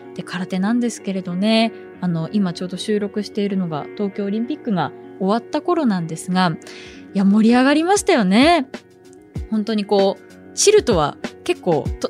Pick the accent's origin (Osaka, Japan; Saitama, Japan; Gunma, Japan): Gunma, Japan; Kiryu; now in Tokyo, Japan; 出身地なんですが群馬県の桐生市というところです